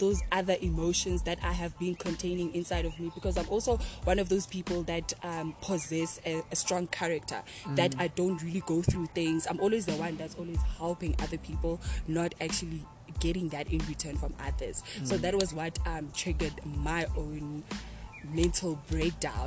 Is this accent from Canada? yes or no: no; King William's Town, Eastern Cape, South Africa; moved away as an adult; now in Potchefstroom, South Africa; I'm originally from the Eastern Cape in King Williamstown, and I am currently in Potchefstroom